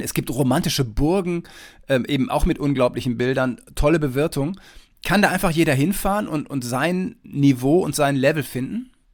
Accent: Detmold, North Rhine-Westphalia, Germany; ich komme ursprünglich aus dem Teutoburger Wald, aus Detmold

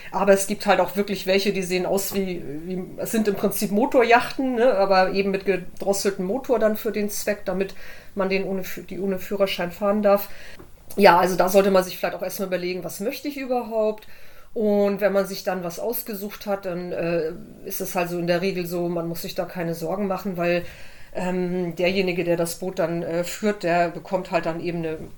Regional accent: Flensburg, Schleswig-Holstein, Germany; Äh, ich bin in Flensburg geboren und war damals schon als Kind auf der Ostsee unterwegs äh, und so weiter mit meinen Eltern.

